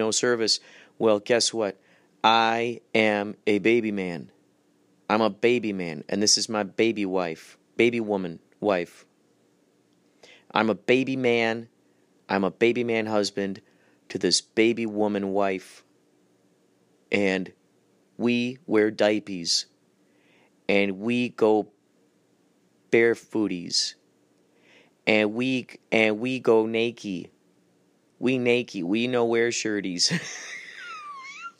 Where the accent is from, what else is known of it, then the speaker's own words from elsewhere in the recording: Germany; I'm German